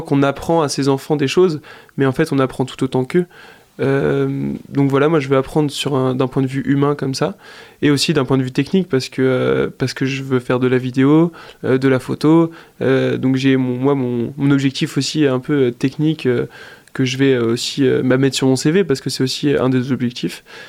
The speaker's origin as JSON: {"language": "French", "town": "Angers", "region": "Pays de la Loire", "country": "France", "tie": "born or raised there", "said": "je suis angevin, je suis né à Angers"}